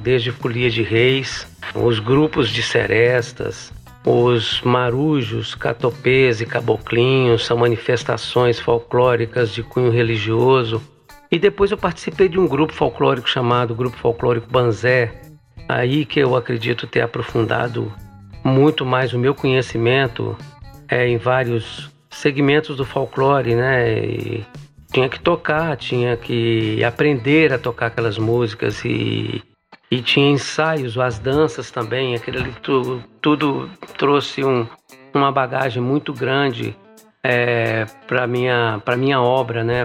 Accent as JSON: {"language": "Portuguese", "town": "Buenópolis", "region": "Minas Gerais", "country": "Brazil", "tie": "born or raised there", "also_born_or_lived": "Montes Claros", "said": "minha cidade natal, Buenópolis. Eu saí de lá com 10 anos de idade, criança ainda"}